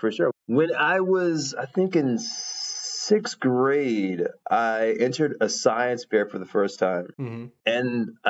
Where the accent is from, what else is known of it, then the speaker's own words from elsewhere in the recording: Baton Rouge, Louisiana, United States; now in Netherlands; I was born in Baton Rouge, Louisiana.